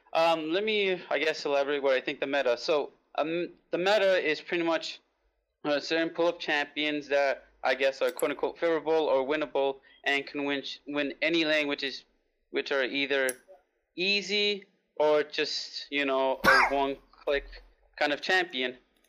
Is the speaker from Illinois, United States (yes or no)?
no; New York City, New York, United States; I'm from New York City.